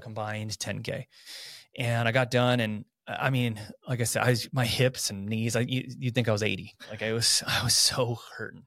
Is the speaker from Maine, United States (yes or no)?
no; Coeur d'Alene, Idaho, United States; also born or lived in Southern California; I, for the most part, have lived my life here. Went to Coeur d'Alene High School